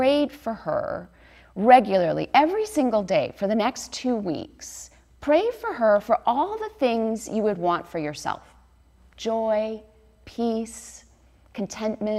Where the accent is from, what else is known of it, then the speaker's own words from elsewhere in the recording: Chicago, Illinois, United States; moved away as an adult; also born or lived in New York City; now in Newport Beach, United States; I grew up in the Chicago area, and my family's from Wisconsin and Chicago